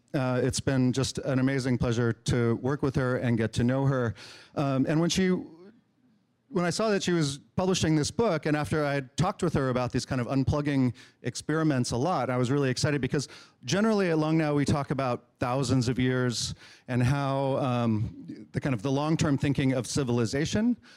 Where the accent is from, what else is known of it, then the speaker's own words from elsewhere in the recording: Marin, California, United States; we grew up in Marin together